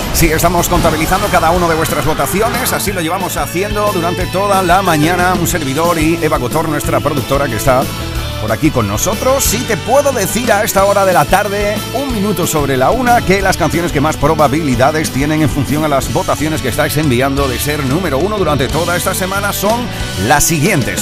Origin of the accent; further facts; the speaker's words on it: Huelva, Andalusia, Spain; mi tierra de Huelva